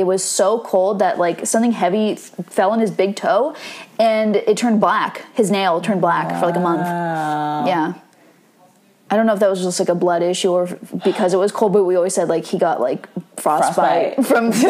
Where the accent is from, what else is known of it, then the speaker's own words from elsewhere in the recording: Los Angeles, California, United States; I grew up out here in LA, so everything is outdoors.